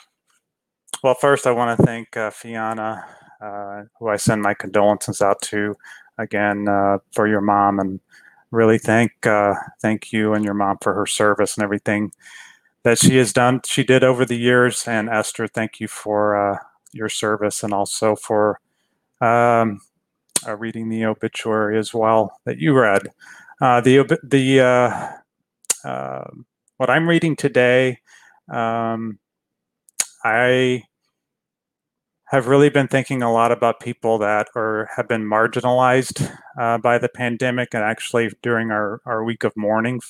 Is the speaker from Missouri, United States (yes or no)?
no; Fort Worth, Texas, United States; I was born and raised in Fort Worth, Texas